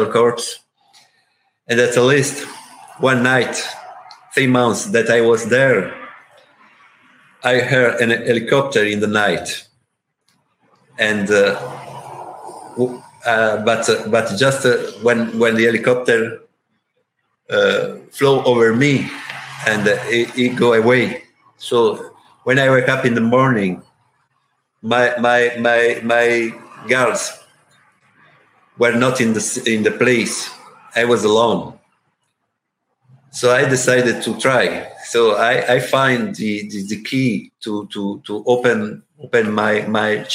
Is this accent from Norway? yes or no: no; Italy; English is a second language; I'm from Italy